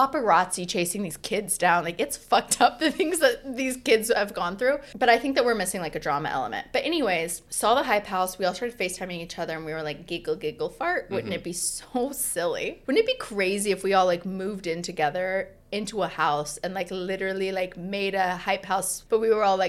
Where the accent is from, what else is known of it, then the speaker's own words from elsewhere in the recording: Austin, Texas, United States; moved away; I'm from Austin